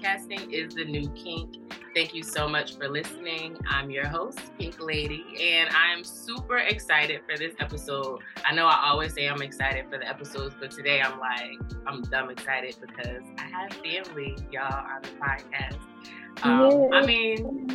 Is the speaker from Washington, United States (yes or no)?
no; Paterson, New Jersey, United States; I'm from Patterson. I ain't got to say I'm from the trenches, but I lived in a house, you know, with a driveway